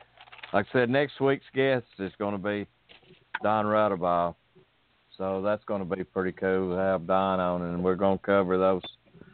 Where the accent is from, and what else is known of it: Birmingham, Alabama, United States; born or raised there